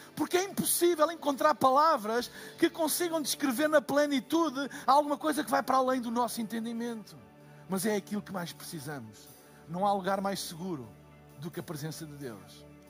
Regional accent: Portugal; eu sou de Portugal

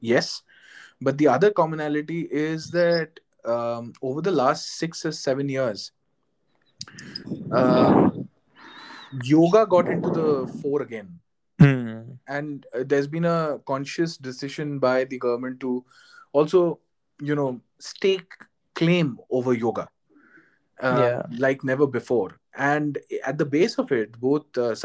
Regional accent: Jaipur, Rajasthan, India; while I was growing up in Jaipur

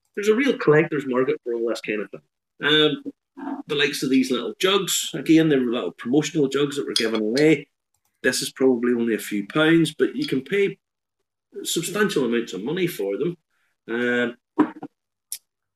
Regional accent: Ballymena, Northern Ireland, United Kingdom; from my hometown in Ballymena

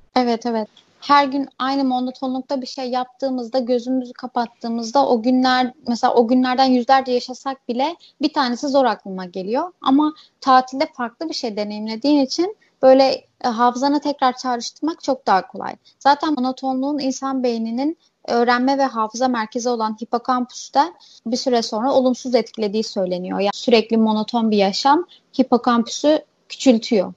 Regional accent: İzmir, Turkey; also born or lived in Urla / Alaçatı, Çeşme; İlk küçükken böyle şehir merkezinde yaşıyorduk işte İzmir'de. Ondan sonra bu düşünceler falan olunca artık İzmir'in sahil kasabalarına sıçramaya başladık

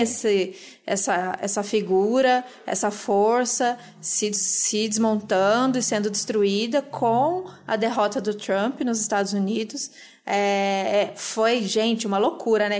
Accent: Campinas, São Paulo, Brazil; now in São Paulo, Brazil; eu não cresci em São Paulo, mas cresci em Campinas

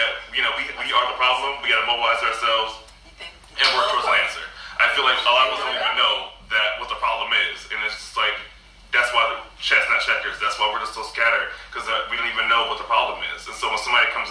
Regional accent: United States; Black Americans don't have a home country they can go to because we're separate from Africa

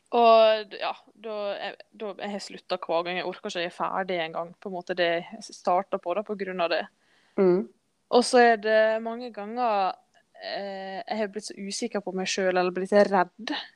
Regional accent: Skodje, Møre og Romsdal, Norway; Jeg vokste opp på Skodje, Skøye, som vi sier

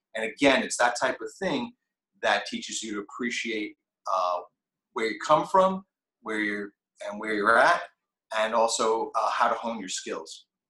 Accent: New York City, New York, United States; Rockaway Beach, which is where I grew up in Queens in New York City

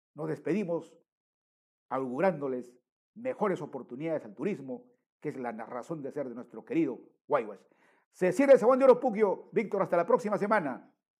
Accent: Peru

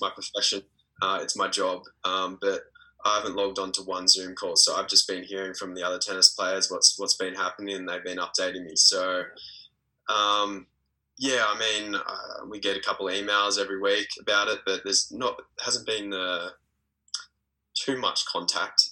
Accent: Australia; also born or lived in Belgrade, Serbia; being an Australian tennis player.

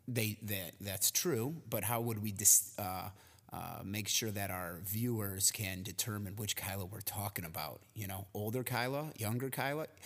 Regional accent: Cary, Illinois, United States; I was born uh, in a suburb right outside of Chicago called Cary, Illinois

